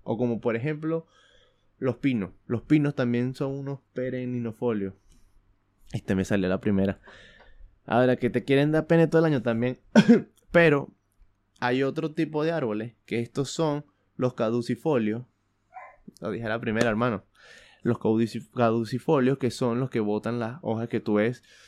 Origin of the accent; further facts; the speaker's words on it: Venezuela; moved away; yo soy de Venezuela